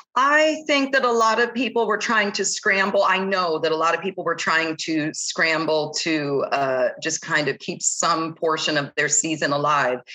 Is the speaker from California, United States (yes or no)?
yes; San Diego, California, United States; moved away as an adult; San Diego is my hometown